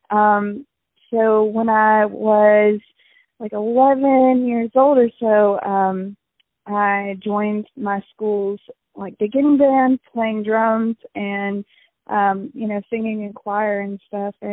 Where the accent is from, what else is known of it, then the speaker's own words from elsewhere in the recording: California, United States; born there; Well, um, so I was born in California, um, and when I lived in California, I was back when I was still an only child.